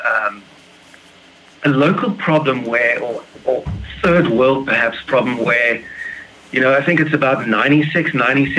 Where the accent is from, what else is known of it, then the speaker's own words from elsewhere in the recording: Plettenberg Bay, Western Cape, South Africa; I'm from a town called Plettenberg Bay, just on the outside of Cape Town in South Africa.